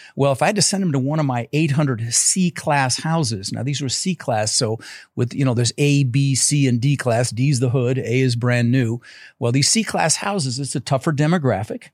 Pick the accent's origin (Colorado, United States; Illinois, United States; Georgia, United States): Colorado, United States; Denver; also born or lived in Netherlands; I was born in the Netherlands, you know, wooden shoes and windmills, and, uh, immigrated when I was six years old with my brother Albert, my mother's Vancha. Uh, we ended up in Denver, Colorado